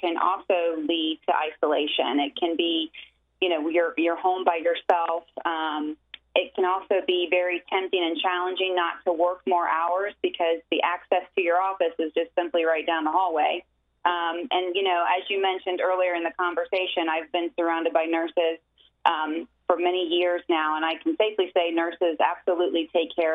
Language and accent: English; Ohio, United States; moved away as an adult; now in Tampa, United States; I'm originally from Ohio, came to the University of Tampa on a basketball scholarship